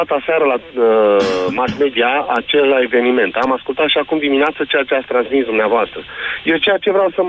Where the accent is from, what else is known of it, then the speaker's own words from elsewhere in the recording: Romania; Trăim în România și pentru Uh, suntem români și avem dreptul să ne exprimăm.